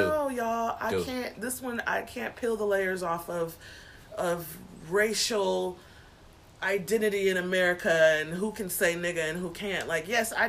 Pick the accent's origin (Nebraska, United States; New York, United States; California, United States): California, United States; moved away; growing up in California